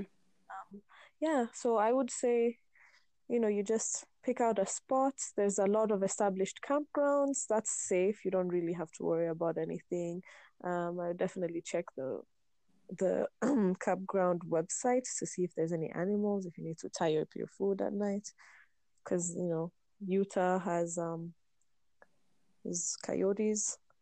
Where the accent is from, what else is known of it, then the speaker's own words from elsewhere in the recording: Meru, Meru County, Kenya; growing up in Meru, growing up in the hills of Meru